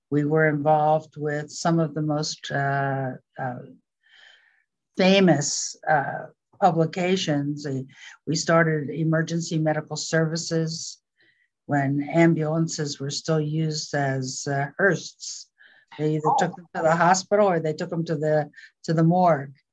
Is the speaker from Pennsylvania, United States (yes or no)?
yes; Philadelphia, Pennsylvania, United States; moved away as an adult; also born or lived in California; Philadelphia, and when I was 18, I ran away from home and ran to California.